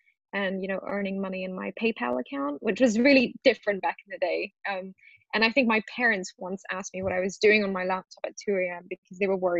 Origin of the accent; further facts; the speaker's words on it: Singapore; also born or lived in Rajasthan, India; now in London, United Kingdom; I was born in Rajasthan, which is in India, and I moved to Singapore when I was 2.5 years old. So my family emigrated there.